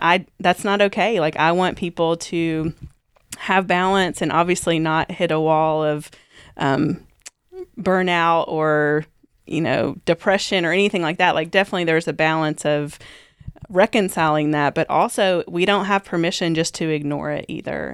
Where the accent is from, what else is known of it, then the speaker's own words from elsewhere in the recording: Kentucky, United States; growing up in, uh, the culture that I grew up in, I just assumed I'm from Kentucky